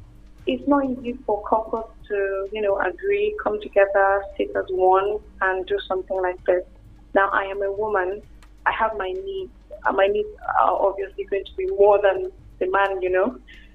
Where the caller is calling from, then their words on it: Uyo, Akwa Ibom, Nigeria; I'm calling from Uyo.